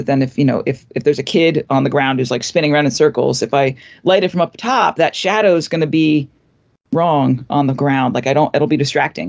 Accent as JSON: {"language": "English", "town": "Arlington", "region": "Virginia", "country": "United States", "tie": "born or raised there", "also_born_or_lived": "Richmond, Virginia", "said": "I grew up in Arlington, went to school down in Richmond, Virginia"}